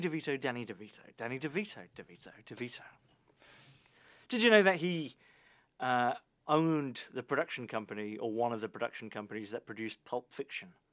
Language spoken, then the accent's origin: English; United Kingdom; as a British person